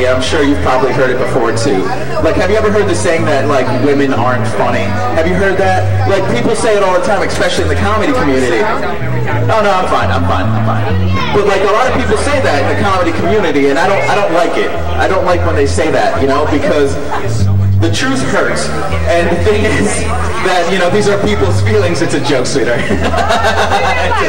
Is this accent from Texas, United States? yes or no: no; Connecticut, United States; also born or lived in Puerto Rico; I grew up in Connecticut. That's where I ended up growing up.